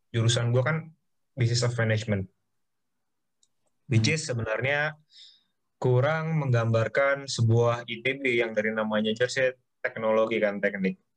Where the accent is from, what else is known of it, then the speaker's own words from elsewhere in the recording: Jakarta, Indonesia; lah SMA di Jakarta uh, eh, Kanisius yeah. cukup pede waktu masuk uh, kuliah hari-hari pertama kayak ya lah gue dari Jakarta sekolah gue cukup ini ya bisa lah survive di sini gitu